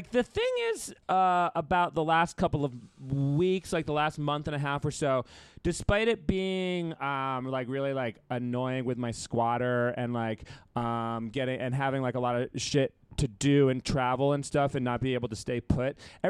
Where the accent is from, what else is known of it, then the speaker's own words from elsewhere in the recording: New England, United States; I am from New England